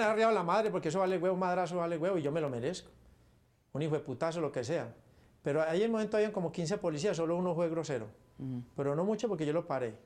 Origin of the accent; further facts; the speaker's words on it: Paisa, Antioquia, Colombia; Los paisas somos así, orando y matando